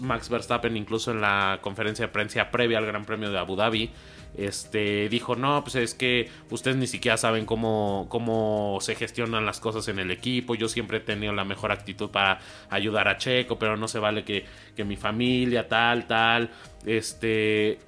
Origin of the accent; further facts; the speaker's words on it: Mexico; nosotros como mexicanos